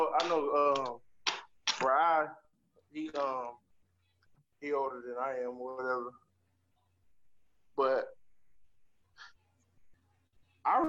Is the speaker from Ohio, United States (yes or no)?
yes; Ohio, United States; also born or lived in Kentucky; I grew up in Ohio, bro, and in Kentucky